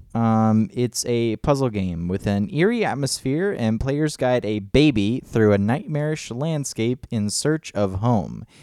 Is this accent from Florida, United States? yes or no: yes; Clermont, Florida, United States; now in Alexandria, United States; in our hometown of Claremont, Florida